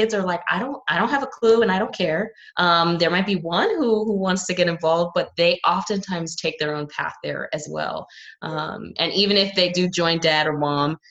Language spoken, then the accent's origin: English; New York City, New York, United States; And I grew up in New York City, which is obviously like the finance hub of the world